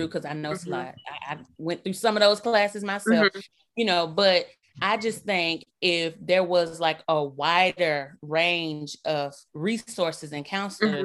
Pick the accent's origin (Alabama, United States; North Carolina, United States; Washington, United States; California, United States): Alabama, United States; Birmingham; now in Mississippi, United States; I'm originally from Birmingham, Alabama